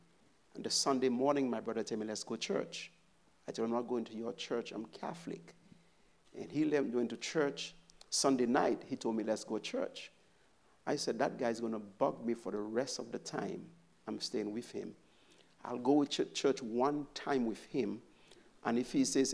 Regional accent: St. Lucia; I grew up in St. Lucia, born bred

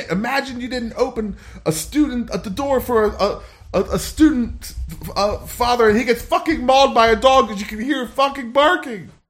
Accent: Louisiana, United States; I'm Cajun.

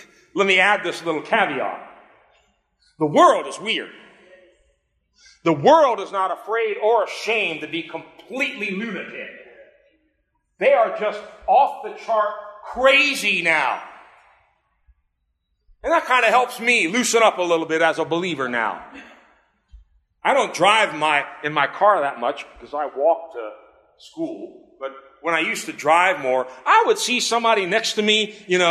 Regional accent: United States; I'm American born. I'm an American citizen.

